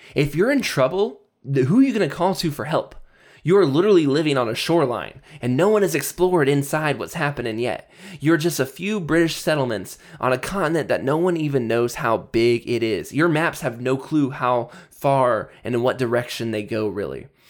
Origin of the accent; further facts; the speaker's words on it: United States; I'm from America. If you're an American like me